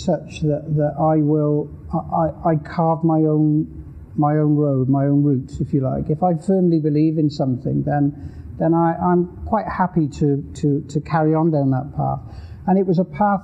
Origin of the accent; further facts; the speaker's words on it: the Welsh Hills, Wales, United Kingdom; I grew up in the Welsh Hills in Wales